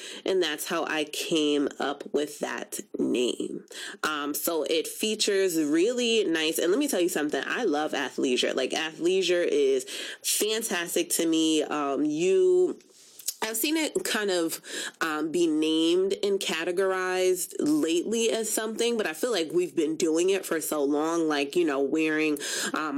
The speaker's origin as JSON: {"language": "English", "country": "Jamaica", "said": "I am Jamaican"}